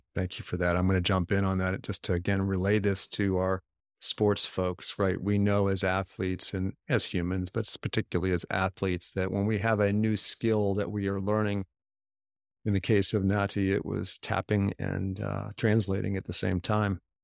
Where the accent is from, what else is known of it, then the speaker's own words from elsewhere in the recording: United States; first language English; I'm a typical American, I can only speak English